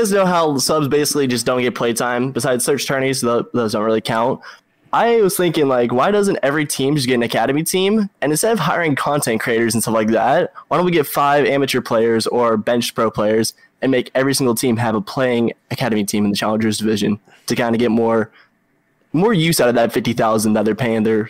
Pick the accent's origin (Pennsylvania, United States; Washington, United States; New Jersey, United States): Washington, United States; I'm from Washington State out here.